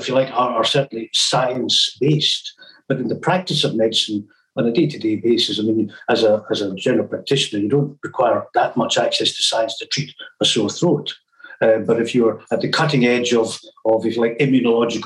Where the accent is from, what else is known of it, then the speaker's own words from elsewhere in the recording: Glasgow, Scotland, United Kingdom; moved away as an adult; also born or lived in Aberdeen / Bath / Camberley / Cairns; I'm from Glasgow, but I trained as a doctor in Aberdeen